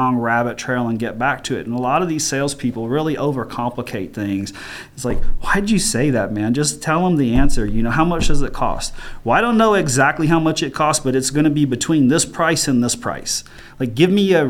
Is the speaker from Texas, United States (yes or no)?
yes; Richardson, Texas, United States; I grew up dirt poor in Richardson, Texas